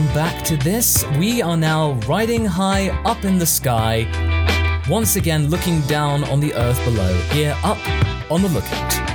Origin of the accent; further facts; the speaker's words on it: England, United Kingdom; we English people